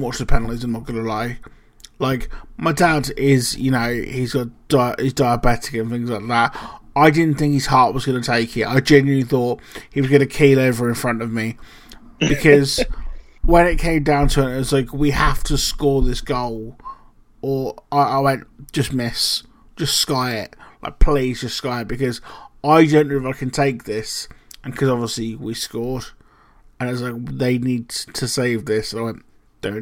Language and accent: English; England, United Kingdom; as an English person